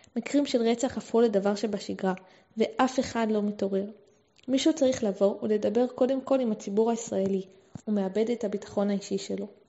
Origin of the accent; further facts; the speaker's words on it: Beersheba, Southern District, Israel; נולדתי וגדלתי בבאר שבע